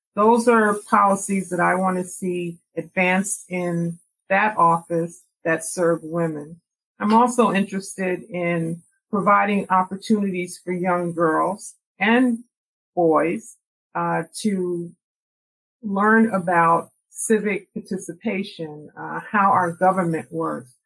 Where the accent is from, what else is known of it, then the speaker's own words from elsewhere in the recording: New York, United States; also born or lived in Jamaica, Queens; I grew up in New York